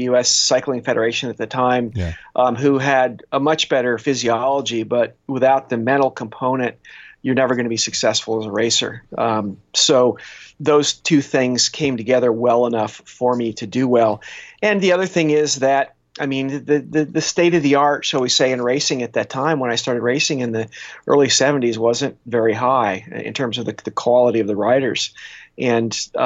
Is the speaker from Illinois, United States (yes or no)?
no; California, United States; we're from California